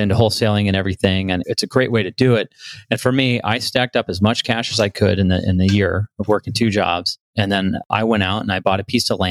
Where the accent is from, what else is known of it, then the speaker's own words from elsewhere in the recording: Bellflower, California, United States; also born or lived in Los Angeles; I was born in Bellflower, California